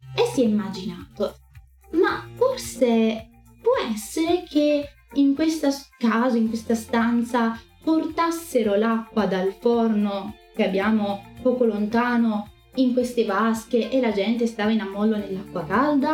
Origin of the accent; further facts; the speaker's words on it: Rome, Lazio, Italy; sono romana